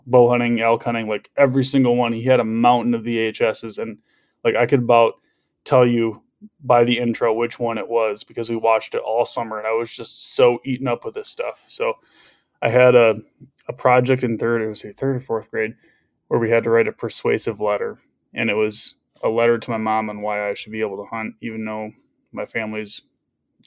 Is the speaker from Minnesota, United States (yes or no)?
no; West Michigan, United States; I'm 30. I'm from West Michigan